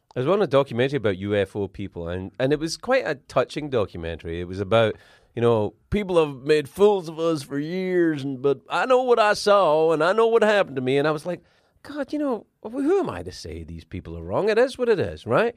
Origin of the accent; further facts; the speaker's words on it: Scotland, United Kingdom; I'm from Scotland